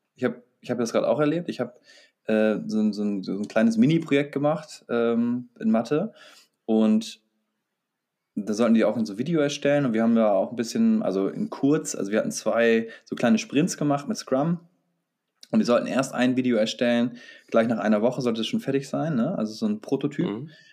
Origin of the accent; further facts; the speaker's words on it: Bremen, Germany; Wir bei uns in Bremen